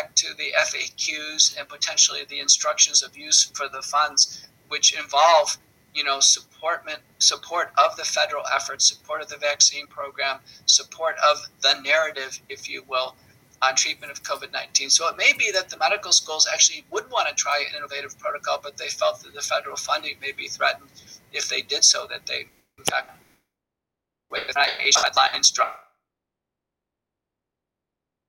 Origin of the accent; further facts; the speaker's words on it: United States; as an American